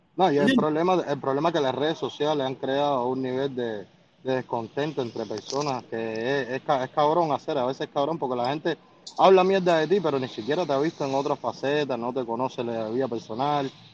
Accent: Cuba; moved away as an adult; also born or lived in Costa Rica; now in United States; los cubanos, es que muchos llegamos aquí con desconocimiento totales

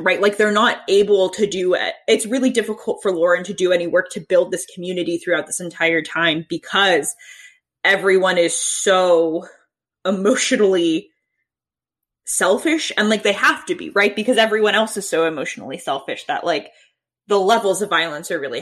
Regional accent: Sandy Hook, Connecticut, United States; moved away; Yeah, I'm from Sandy Hook, Connecticut

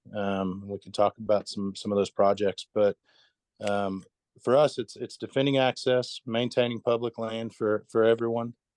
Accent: Tahlequah, Oklahoma, United States; I'm from Tahlequah, Oklahoma

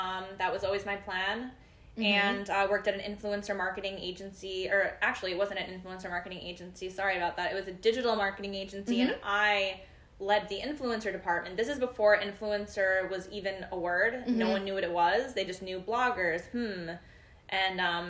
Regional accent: suburbs of New York, United States; also born or lived in Philadelphia, Pennsylvania; growing up in New York, we just have pizza.

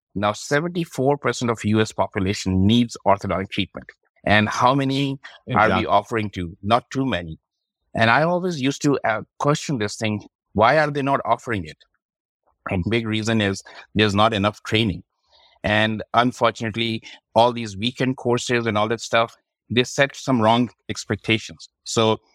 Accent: Pakistan; moved away as an adult; also born or lived in Kansas City, Missouri / St. Louis; now in United States; I'm originally from Pakistan. So came to the United States back in 2002

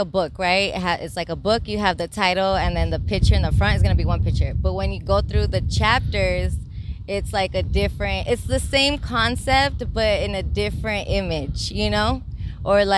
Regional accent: Long Beach, California, United States; I was born here in the West Side, and so, you know, my surroundings influenced me, you know, like I grew up with a mixed community

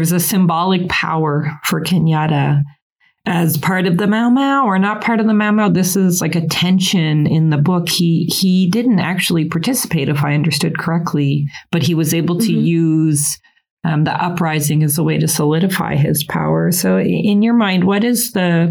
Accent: Canada; I'm a Canadian

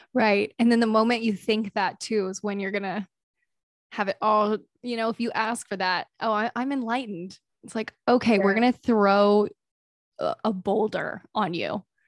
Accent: the South, United States; I grew up in the South

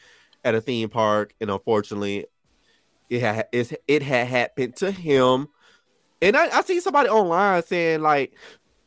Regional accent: Orlando, Florida, United States; now in Hawaii, United States; I'm originally from Orlando, Florida

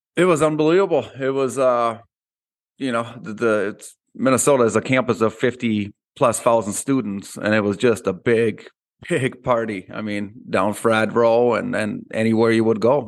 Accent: Austria; moved away; when I grew up in Austria

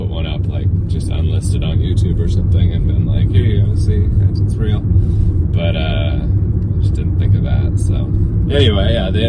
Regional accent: Everett, Washington, United States; But I flew in from Everett, which is my hometown.

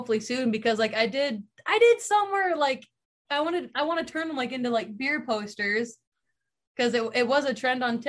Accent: Iowa, United States; born or raised there

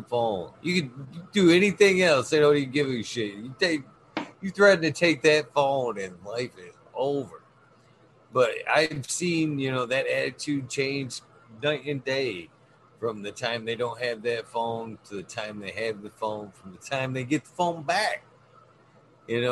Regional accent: around Flint, Michigan, United States; in mid-Michigan. Oh, right, okay. On the outskirts of, not in Flint, but around Flint area

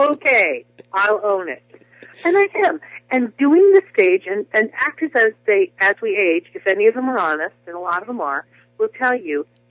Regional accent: New Jersey, United States; I was the soloist at my church, and all the things that young girls in New Jersey, you know, who love to sing

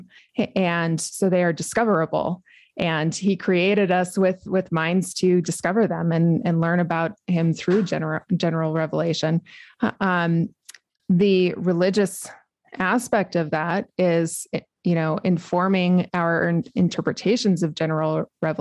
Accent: New Mexico, United States; I was born and raised in New Mexico

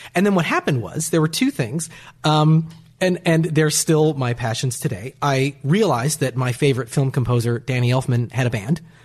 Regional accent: Bellingham, Washington, United States; moved away; I grew up in Bellingham, Washington

